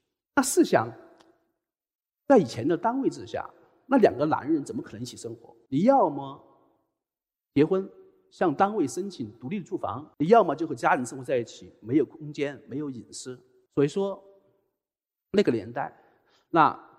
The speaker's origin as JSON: {"language": "Chinese", "region": "Chongqing", "country": "China", "moved": "yes", "said": "那我是重庆人"}